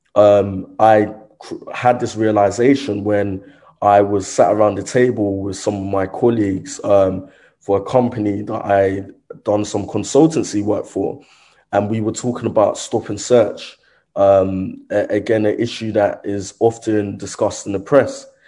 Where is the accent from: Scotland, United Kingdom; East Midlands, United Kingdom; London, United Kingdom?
London, United Kingdom; also born or lived in Croydon, South London; growing up in Brixton, South London